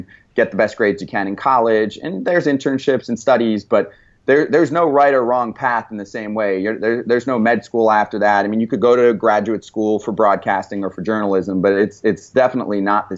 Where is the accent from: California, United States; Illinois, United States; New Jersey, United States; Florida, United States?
New Jersey, United States; I grew up in New Jersey